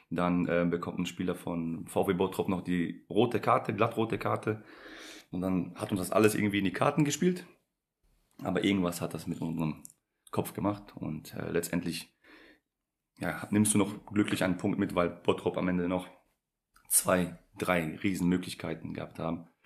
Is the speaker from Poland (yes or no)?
yes; Poland; war Jugendnationalspieler in der U16 für, für mein Heimatland Polen.